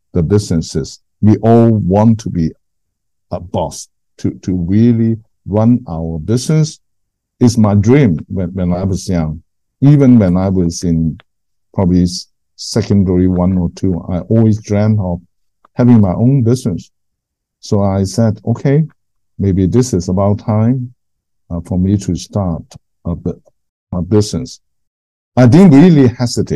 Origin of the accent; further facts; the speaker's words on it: Hong Kong; moved away as an adult; now in Singapore; having lived in Hong Kong ever since I was born